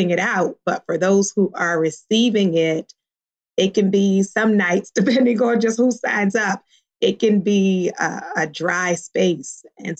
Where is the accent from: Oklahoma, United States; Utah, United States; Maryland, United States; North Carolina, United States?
Maryland, United States; Baltimore; now in California, United States; I grew up in Baltimore